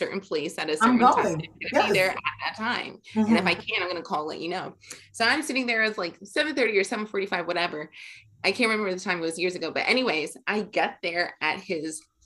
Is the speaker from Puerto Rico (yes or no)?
no; Jamaica; we're both Jamaican